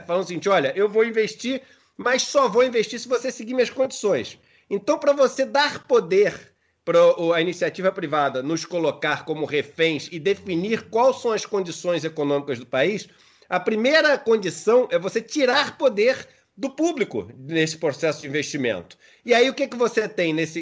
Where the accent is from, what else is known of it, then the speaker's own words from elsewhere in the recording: Rio de Janeiro, Brazil; sou nascido e criado na Urca